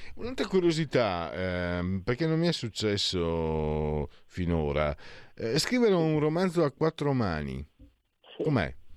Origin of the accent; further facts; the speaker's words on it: Italy; moved away as an adult; now in Milan, Italy; io vengo dal Friul Veneto, sono Friul Veneto e sono qui a Milano da, da 17 anni